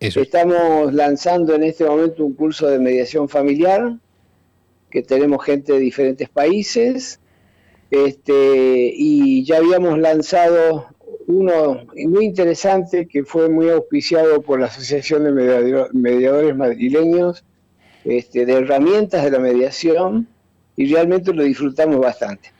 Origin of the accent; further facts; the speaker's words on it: Argentina; acá en mi país